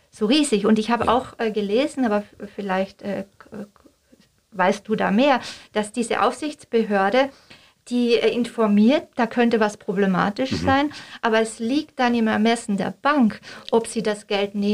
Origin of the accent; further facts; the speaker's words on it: Austria; Ja, als Österreicherin darf ich da auch nicht ganz...